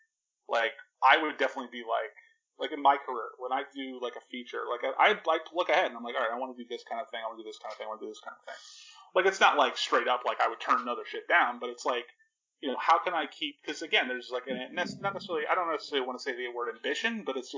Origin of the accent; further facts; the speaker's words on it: New Jersey, United States; I'm from Jersey